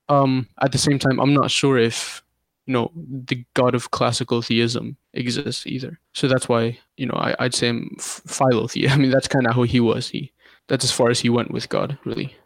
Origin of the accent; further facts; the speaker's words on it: Canada; also born or lived in Jordan / Iraq (ancestry); My parents are from Iraq, but I was born in Jordan, two thousand one, and we moved to Canada in two thousand two